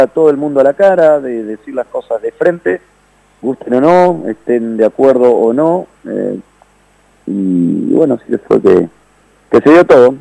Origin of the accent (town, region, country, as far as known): Argentina; also born or lived in Netherlands